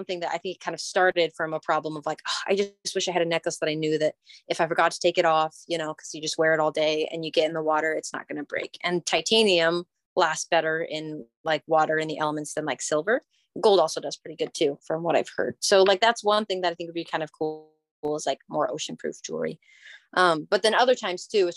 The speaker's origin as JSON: {"language": "English", "region": "Oregon", "country": "United States", "said": "I'm from Oregon in the United States."}